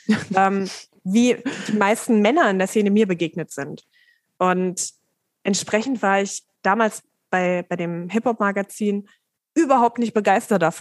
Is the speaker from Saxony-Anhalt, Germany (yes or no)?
yes; Dessau, Saxony-Anhalt, Germany; Wo ist denn deine Heimatstadt? Dessau und Sachsen-Anhalt.